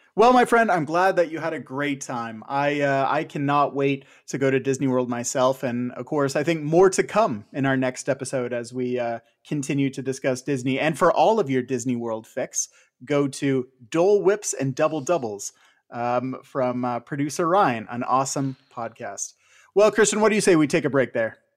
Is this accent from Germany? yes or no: no; Canada; a Canadian of a certain age